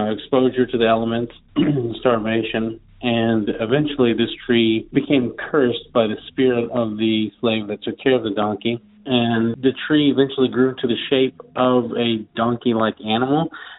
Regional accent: Bardstown, Kentucky, United States; also born or lived in Louisville; Like I said, I'm from Louisville, Kentucky, but I grew up in Bardstown, Kentucky, which is a pretty historical small town about 45 minutes south of Louisville.

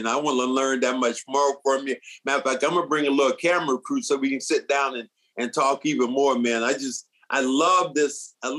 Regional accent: Kinston, North Carolina, United States; also born or lived in Charlotte; now in Boston, United States; I was born there, born and raised in Kinston. I was born at Parrot Hospital, the only black hospital that was there that they tore down many, many, many moons ago.

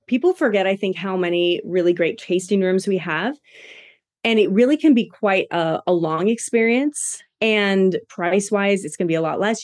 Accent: Washington, United States; now in Boise, United States; I'm from Washington and we get a lot of crabs

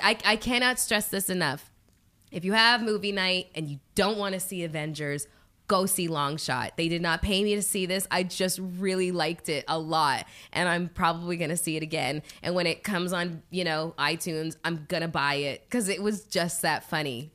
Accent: Canada; I'm Canadian

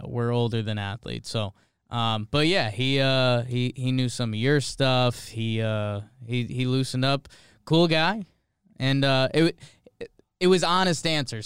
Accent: Connecticut, United States; now in New York, United States; I grew up in Connecticut

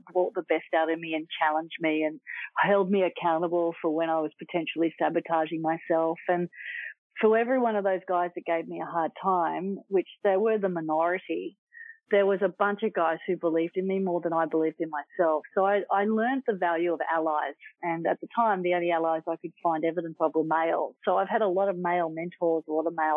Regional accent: Manly, New South Wales, Australia; I grew up in Manly.

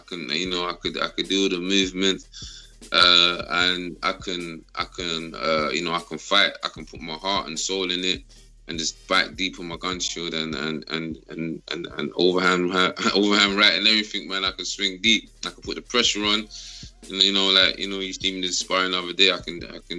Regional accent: London, United Kingdom; I'm from South London, man. New Cross originally

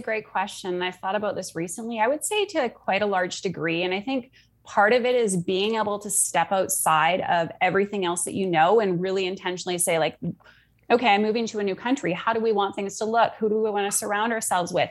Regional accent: Canada; also born or lived in Sydney, Australia; now in Munich, Germany; I'm from Canada. I live in Munich, Germany.

